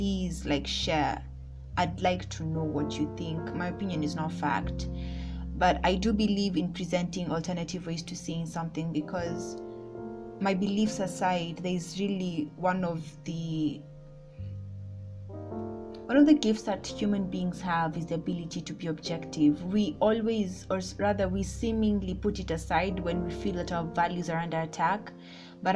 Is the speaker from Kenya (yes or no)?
yes; Kenya; I'm Kenyan